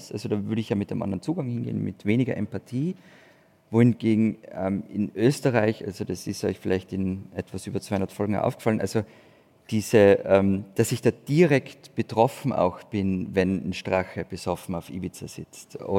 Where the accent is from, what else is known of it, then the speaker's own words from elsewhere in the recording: Berlin, Germany; Also auch ich als Berliner verstehe die nicht.